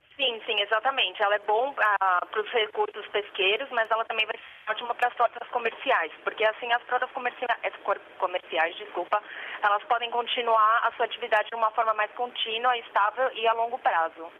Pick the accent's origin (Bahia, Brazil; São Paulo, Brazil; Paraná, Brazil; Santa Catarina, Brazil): São Paulo, Brazil; Santos; moved away; Eu sou do Brasil, do estado de São Paulo. Eu sou da costa, na realidade, Santos